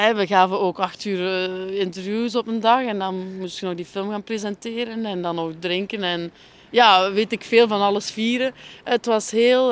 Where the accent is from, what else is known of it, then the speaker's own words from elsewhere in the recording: Flemish Ardennes, countryside south of Ghent, Flanders, Belgium; het platteland onder Gent. Wat men de Vlaamse Ardennen noemt